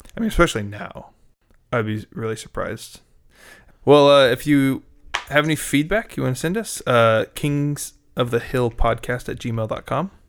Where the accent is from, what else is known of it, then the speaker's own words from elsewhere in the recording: United States; as an American